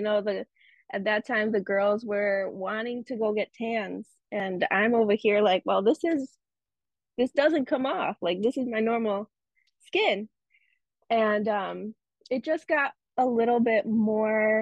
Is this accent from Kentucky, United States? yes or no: no; Chicago, Illinois, United States; I was born here in the United States, in the suburbs of Chicago, and I grew up in the suburbs of Chicago in predominantly white neighborhoods, white suburbs